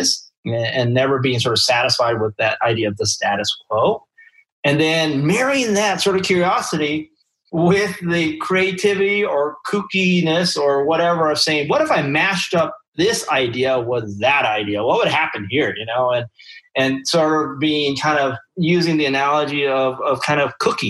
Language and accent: English; Taiwan; moved away; I'm from Taiwan. I grew up there